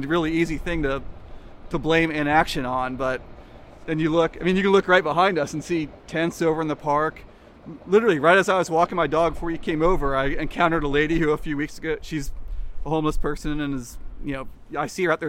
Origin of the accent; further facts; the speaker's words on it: Kansas, United States; now in Seattle, United States; Growing up in Kansas